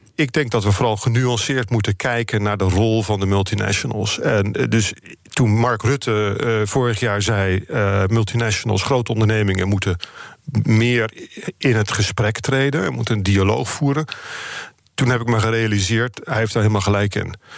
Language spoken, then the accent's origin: Dutch; Netherlands; Ik ben echt een Nederlander